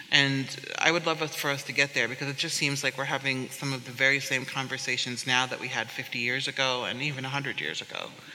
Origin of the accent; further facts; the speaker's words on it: United States; also born or lived in Haiti (parents); as an American woman